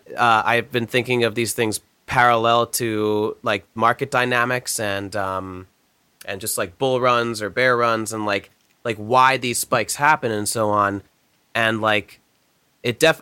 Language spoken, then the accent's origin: English; New Jersey, United States; growing up in New Jersey